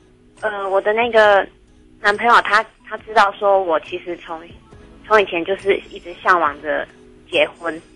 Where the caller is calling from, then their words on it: Tainan, Taiwan; 你好，